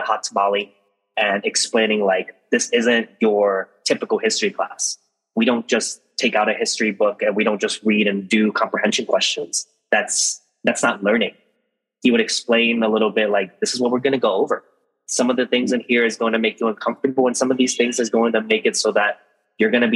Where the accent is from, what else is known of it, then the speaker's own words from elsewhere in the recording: San Leandro, California, United States; also born or lived in San Diego; I grew up in the Bay Area, specifically a small city named San Leandro